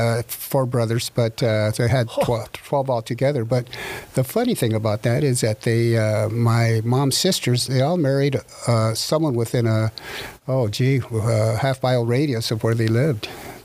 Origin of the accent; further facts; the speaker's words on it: La Habra, California, United States; also born or lived in Whittier, California; I grew up in La Habra, California. I was born in Whittier, but as soon as I was born, I got the shakes because I had to be back in La Habra. I've been there for all my life.